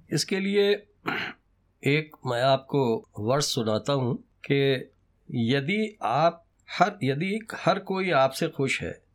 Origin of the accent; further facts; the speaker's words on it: Hallaur, Uttar Pradesh, India; moved away; मेरे गांव का नाम बहुत छोटा सा हल्लौर है जी ये फार ईस्ट में पड़ता है नेपाल की तराई के करीब बस्ती डिस्ट्रिक्ट हुआ करता था वो सिद्धार्थ नगर हो गया है